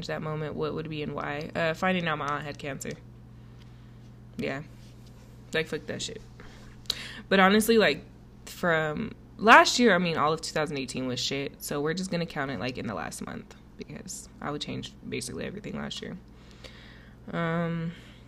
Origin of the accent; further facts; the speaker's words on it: Colorado, United States; I'm from Colorado. I'm still here